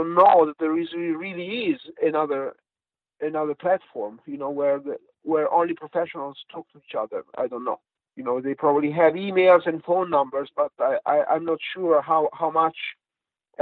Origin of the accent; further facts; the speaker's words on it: Switzerland; English is a second language; moved away; also born or lived in Poland; I grew up in Switzerland, born Italian, from Italian father, Swiss mom